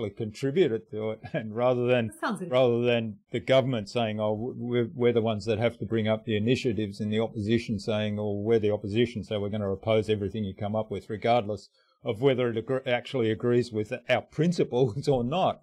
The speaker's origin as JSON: {"language": "English", "country": "Australia", "tie": "born or raised there", "also_born_or_lived": "Germany", "moved": "as an adult", "said": "I grew up in Australia, and when I finished university, I moved back. I was born in Germany."}